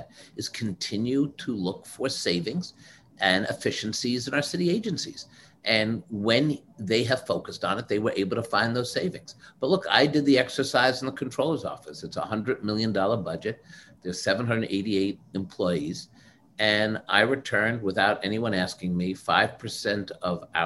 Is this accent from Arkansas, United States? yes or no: no; New York City, New York, United States; as a New Yorker